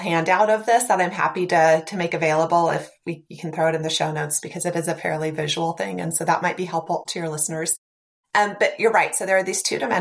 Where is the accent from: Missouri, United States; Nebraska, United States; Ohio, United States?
Nebraska, United States; I'm from Nebraska, so, you know, fairly rural